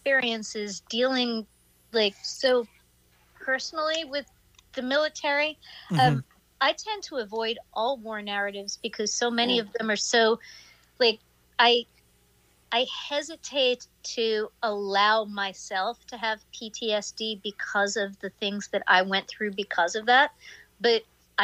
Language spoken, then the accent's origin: English; New York City, New York, United States; Trump grew up like five blocks from where I grew up in Queens.